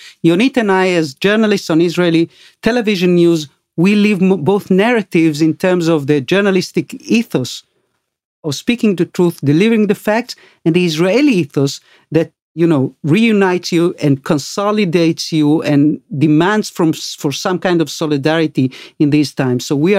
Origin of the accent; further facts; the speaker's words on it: Argentina; You know, I came from Argentina.